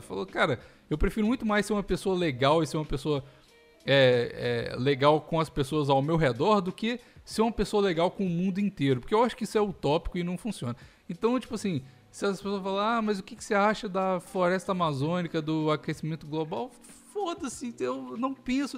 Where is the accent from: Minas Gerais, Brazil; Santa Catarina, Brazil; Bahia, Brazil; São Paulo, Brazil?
Minas Gerais, Brazil; moved away; eu como mineiro Mas... de carteirinha